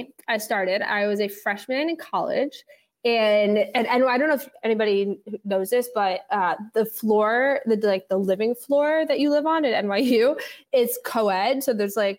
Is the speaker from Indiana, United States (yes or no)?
no; New York City, New York, United States; I grew up in the West Village with my dad.